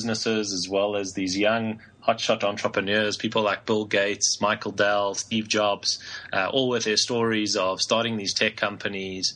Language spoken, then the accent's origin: English; Johannesburg, Gauteng, South Africa; Born and raised in Johannesburg in South Africa